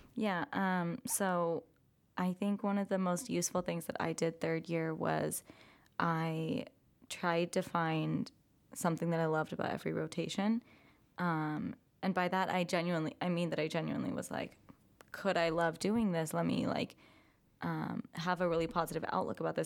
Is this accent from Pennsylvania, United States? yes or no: no; California, United States; moved away as an adult; I am from California